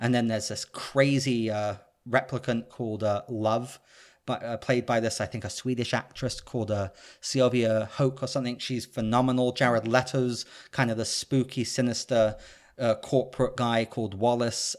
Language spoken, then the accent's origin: English; United Kingdom; I'm British